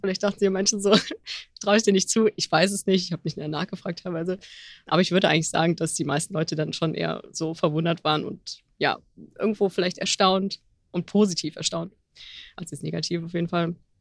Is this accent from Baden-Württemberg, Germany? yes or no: no; Mönchengladbach, North Rhine-Westphalia, Germany; moved away as an adult; also born or lived in Düsseldorf; now in Cologne, Germany; komme gebürtig aus dem Rheinland, eigentlich aus Mönchengladbach sogar, wohne jetzt seit ein paar Jahren in Köln